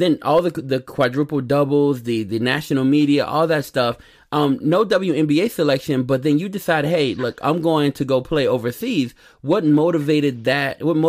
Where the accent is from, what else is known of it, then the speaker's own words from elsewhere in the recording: Grambling, Louisiana, United States; Look, I don't tell y'all often, right? But I am a straight up Gremlinite. I'm from Gremlin. I love Gremlin